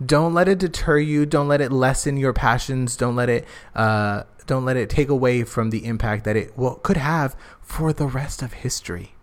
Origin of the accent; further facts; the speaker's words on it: Phoenix, Arizona, United States; moved away; my hometown